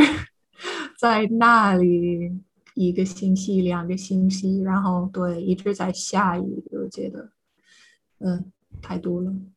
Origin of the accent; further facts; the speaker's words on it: United States; first language English; Chinese is a second language; now in Ireland; 这也是美国人的问题